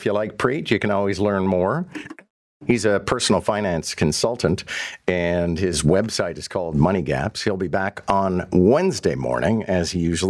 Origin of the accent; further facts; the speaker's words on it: Canada; as a Canadian, I appreciate that King Charles is King Charles of Canada.